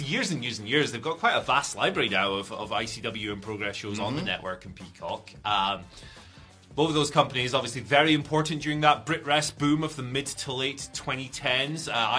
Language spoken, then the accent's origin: English; Scotland, United Kingdom; Why am I doing an accent? I am Scottish.